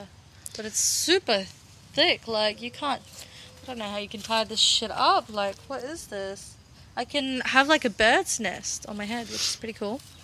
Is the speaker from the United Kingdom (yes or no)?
no; Russia; now in Australia; I'm originally from Russia